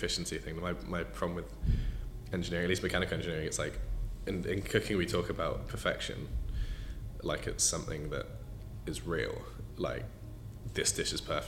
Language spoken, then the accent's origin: English; Slough, South East England, United Kingdom; also born or lived in Windsor / Surin, Thailand; I was born in Slough, so just outside of it, so not the best place in the world, dear to my heart